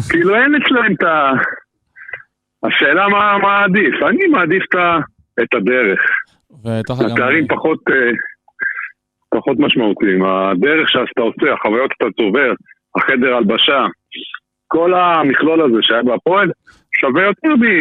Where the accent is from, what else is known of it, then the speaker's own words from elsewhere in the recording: Haifa, Haifa District, Israel; אני לא מזוהה עם מכבי חיפה, למרות שהשחקתי מכבי חיפה, גדלתי שם במאה נוער ומעלה, השחקתי אה, יותר שנים בחיפה